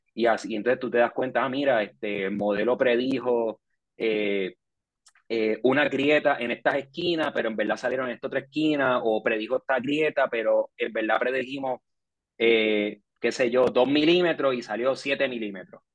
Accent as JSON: {"language": "Spanish", "country": "Puerto Rico", "tie": "born or raised there", "said": "Yo nací en Puerto Rico en el 89"}